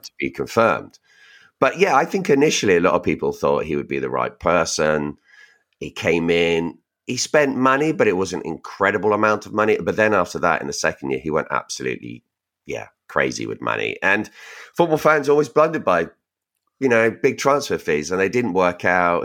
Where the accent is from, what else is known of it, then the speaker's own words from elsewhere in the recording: Reading, South East England, United Kingdom; We're from Reading